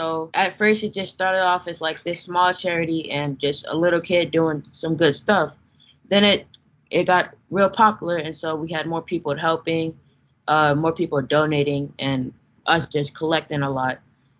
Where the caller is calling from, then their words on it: Atlanta, Georgia, United States; I'm calling in from Atlanta, Georgia.